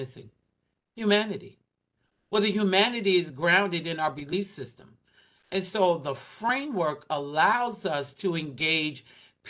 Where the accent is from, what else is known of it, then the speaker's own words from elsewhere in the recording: Southwest, United States; but you live in the Northeast and I was raised in the Southwest.